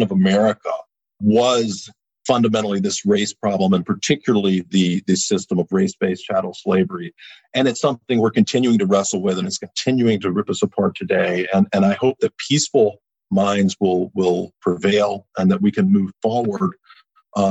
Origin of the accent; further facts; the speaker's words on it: Eastern North Carolina, United States; also born or lived in New Bern, North Carolina; These were all Eastern North Carolina places. And when I was a child, both in my hometown and here, you wouldn't see interracial couples